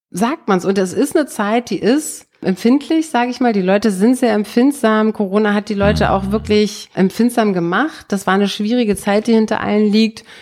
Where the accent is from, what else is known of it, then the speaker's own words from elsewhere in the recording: East Germany, Germany; Bei uns im Osten hießen die ja Kosmonauten und nicht Astronauten